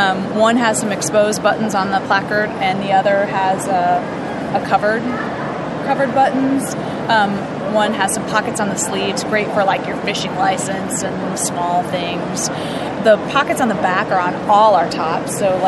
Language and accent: English; Austin, Texas, United States; this is …. We're from Austin, Texas.